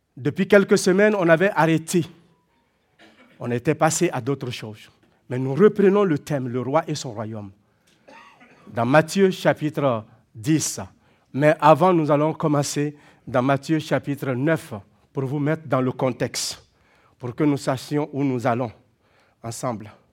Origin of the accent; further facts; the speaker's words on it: Burkina Faso; moved away; Parce que je viens de là. J'ai grandi dans une famille de cultivateurs